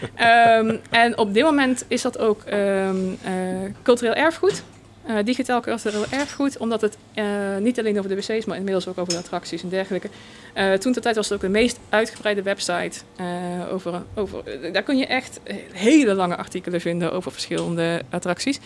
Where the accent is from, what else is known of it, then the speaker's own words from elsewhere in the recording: North Brabant, Netherlands; als Brabander, volgens mij kom je gewoon bijna standaard in de Efteling als kind zijn.